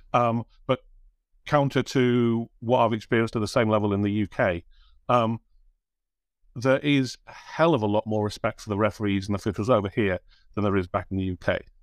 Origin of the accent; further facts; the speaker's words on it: United Kingdom; as a Brit